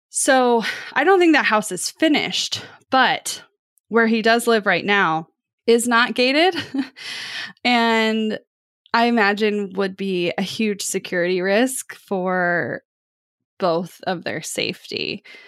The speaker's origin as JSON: {"language": "English", "town": "Kansas City", "region": "Missouri", "country": "United States", "said": "I am from Kansas City"}